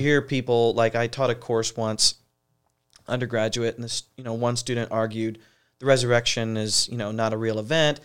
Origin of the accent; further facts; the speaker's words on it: Ashland, Ohio, United States; moved away as an adult; also born or lived in Boston area; now in Portland, United States; I grew up in Ohio, so I'm a Buckeye, uh, born and raised.